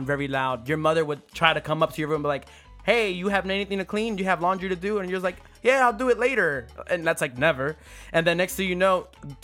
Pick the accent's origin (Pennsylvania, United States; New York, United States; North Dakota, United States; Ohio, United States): Pennsylvania, United States; Philadelphia; I'm from Philadelphia, so the area that I grew up in, we had neighbors right next to us.